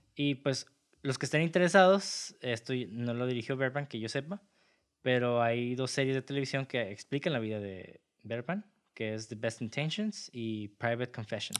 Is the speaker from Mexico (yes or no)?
yes; Mexico; todos como mexicanos